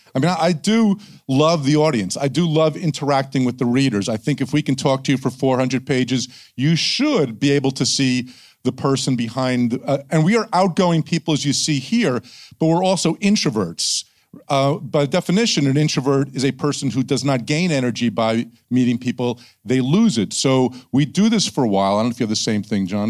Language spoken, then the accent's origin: English; New Jersey, United States; I'm from New Jersey